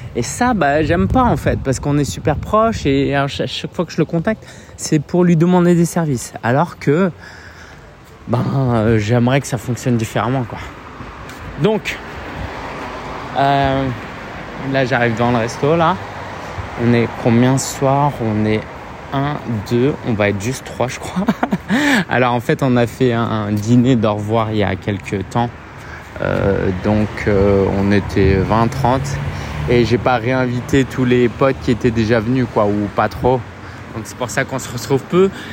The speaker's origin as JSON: {"language": "French", "country": "France", "tie": "born or raised there", "said": "J'ai grandi en France, j'ai vu, je suis né en France"}